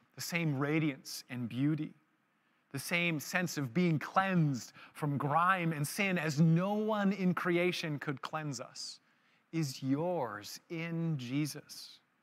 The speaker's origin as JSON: {"language": "English", "town": "Vancouver", "region": "British Columbia", "country": "Canada", "said": "I was married and from Vancouver"}